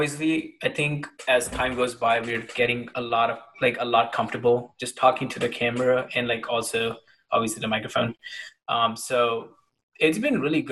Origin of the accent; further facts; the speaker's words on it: India; moved away; when I was growing up in India